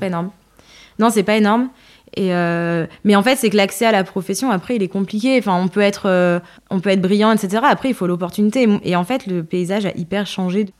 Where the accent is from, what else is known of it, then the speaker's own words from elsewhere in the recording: Le Puy-en-Velay, Auvergne-Rhône-Alpes, France; also born or lived in Creil; je suis née en banlieue parisienne, à Creil, euh, et j'ai migré euh, avec mes parents très très rapidement, j'avais 5 ans, au Puy-en-Velay